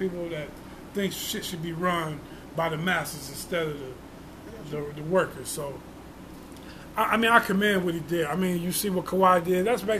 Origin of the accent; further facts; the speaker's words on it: New York, United States; and I'm from New York.